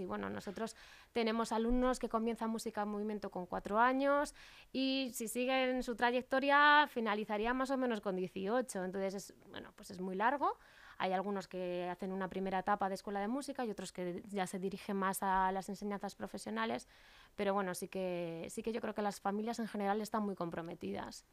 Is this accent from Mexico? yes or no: no; Asturias, Spain; moved away as an adult; also born or lived in Madrid; now in Leganés, Spain; yo soy asturiana, mi formación ha sido en Asturias